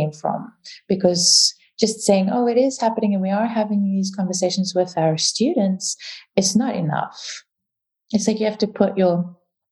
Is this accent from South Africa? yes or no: yes; South Africa; first language English; also born or lived in Dubai / United Kingdom; now in Vienna, Austria; I'm South African